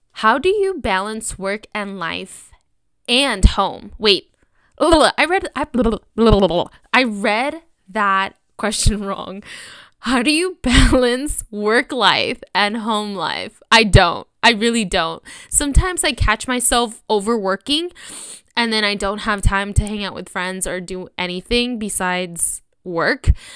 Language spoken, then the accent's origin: English; Sonoma, California, United States; I grew up in Sonoma.